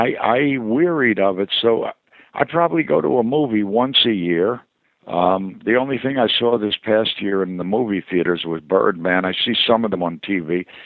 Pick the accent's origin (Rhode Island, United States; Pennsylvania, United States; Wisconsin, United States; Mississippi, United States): Pennsylvania, United States; Philadelphia; accent: Philly; moved away as an adult; I grew up in Philadelphia. I've been gone since I was 19. But I'll hear traces of my Philly. I have a slight twinge of Philly, which is an awful effeminate sound.